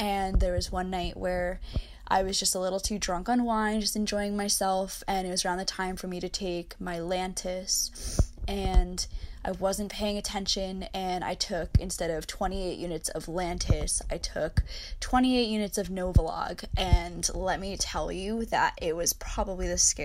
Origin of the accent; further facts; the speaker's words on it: United States; also born or lived in New Jersey / New York City; I'm from New Jersey / New York City